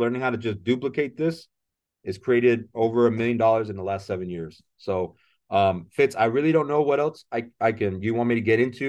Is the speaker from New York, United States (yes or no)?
no; San Antonio, Texas, United States; also born or lived in South Korea; now in McAllen, United States; I grew up in San Antonio, and I've been living in McAllen now for the last 12 years.